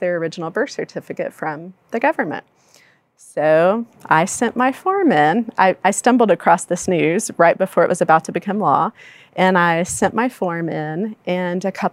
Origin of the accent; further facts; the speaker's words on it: Palestine, Texas, United States; I grew up in Palestine, Texas, a small East Texas town